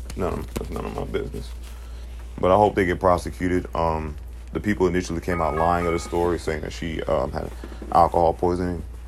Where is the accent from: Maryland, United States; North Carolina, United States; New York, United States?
North Carolina, United States; Charlotte; this is from my home city